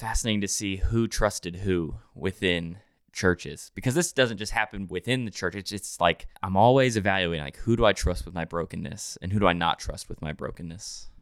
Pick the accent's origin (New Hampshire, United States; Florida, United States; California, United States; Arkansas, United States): New Hampshire, United States; now in Nashville, United States; I grew up in New Hampshire, way up north